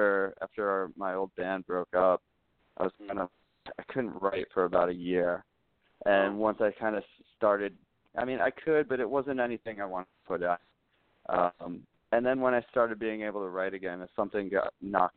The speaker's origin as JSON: {"language": "English", "region": "Midwest", "country": "United States", "tie": "born or raised there", "said": "I grew up in the Midwest"}